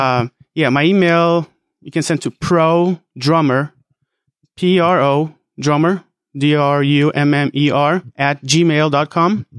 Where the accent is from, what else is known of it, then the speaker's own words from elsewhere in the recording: Fresno, California, United States; I'm from Fresno, California